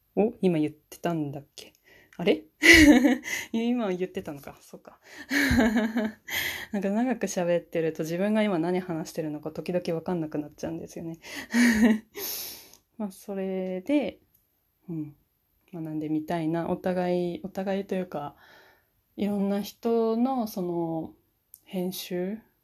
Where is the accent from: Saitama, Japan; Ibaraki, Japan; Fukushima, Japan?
Fukushima, Japan; moved away as an adult; now in Niigata, Japan; 私は今、新潟の方に住んでるんですけれども、出身は福島県です